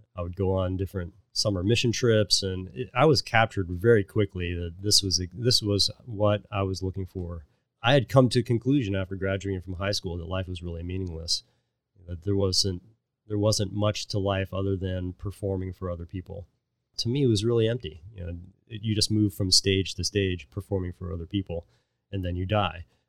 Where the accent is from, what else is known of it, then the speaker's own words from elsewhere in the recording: Cincinnati, Ohio, United States; also born or lived in Pittsburgh; I was born in Pittsburgh and then would grow up in Cincinnati